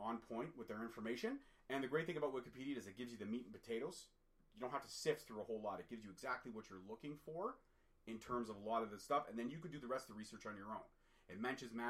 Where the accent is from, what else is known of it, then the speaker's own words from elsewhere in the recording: Toronto, Ontario, Canada; I was born in Toronto, Ontario, Canada, but my dad is Scottish.